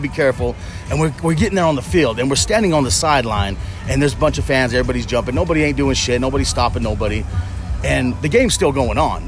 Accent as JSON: {"language": "English", "town": "West Valley City", "region": "Utah", "country": "United States", "tie": "born or raised there", "said": "we're from West Valley. We're born and raised in Utah."}